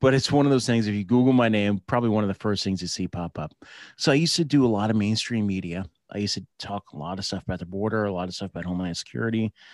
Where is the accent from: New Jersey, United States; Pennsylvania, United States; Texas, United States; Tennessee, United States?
New Jersey, United States; moved away as an adult; also born or lived in San Diego; I grew up in New Jersey